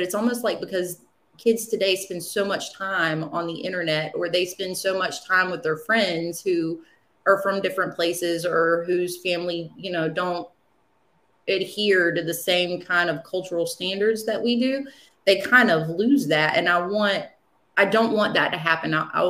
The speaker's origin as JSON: {"language": "English", "town": "Wilmington", "region": "North Carolina", "country": "United States", "tie": "born or raised there", "said": "Wilmington, I love Wilmington. I was born in Wilmington. I spent most of my life in Wilmington."}